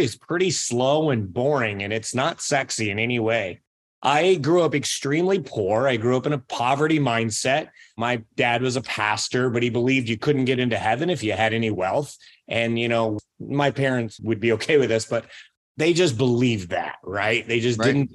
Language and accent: English; Aledo, Illinois, United States; I grew up in Aledo, Illinois